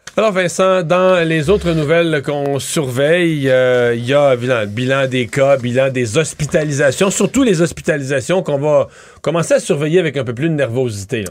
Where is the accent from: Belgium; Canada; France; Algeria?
Canada; nous, on est francophones, c'est bien le fun, mais on n'est pas majoritaire au Canada